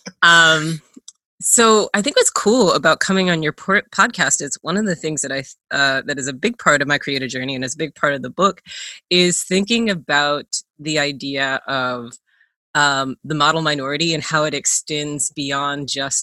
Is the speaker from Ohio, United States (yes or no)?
no; Kentucky, United States; also born or lived in Minnesota; I was born in Minnesota. I grew up in Kentucky. I moved around a lot when I became an adult.